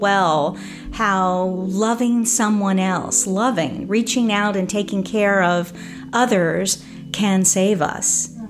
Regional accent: Midwest, United States; also born or lived in California; I come from the Midwest, from Oklahoma and Missouri, but I spent my life, my childhood on the road, traveling between the Midwest and California, Southern California. And so I don't have a sense of a hometown or a home.

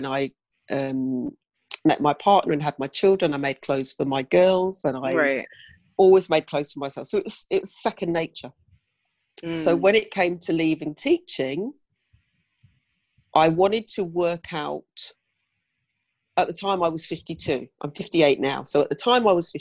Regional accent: Oxfordshire, South East England, United Kingdom; moved away as an adult; now in London, United Kingdom; moved to London from my hometown in Oxfordshire

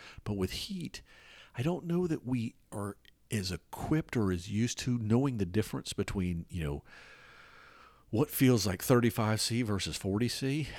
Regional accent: Atlanta, Georgia, United States; In the city I grew up in Atlanta, there's a lot of raised overpasses and stuff like that.

